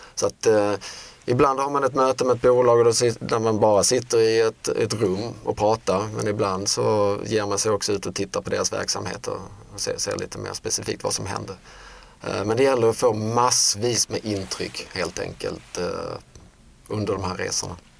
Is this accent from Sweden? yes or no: yes; Sweden; Som svenskar